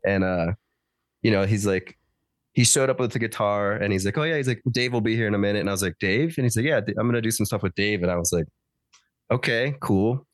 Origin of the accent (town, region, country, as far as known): Denver, Colorado, United States; born or raised there